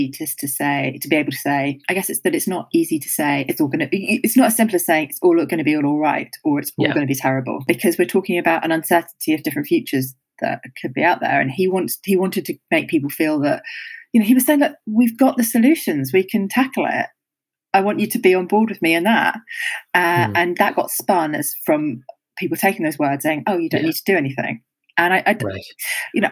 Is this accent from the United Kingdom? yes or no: yes; United Kingdom; as a Brit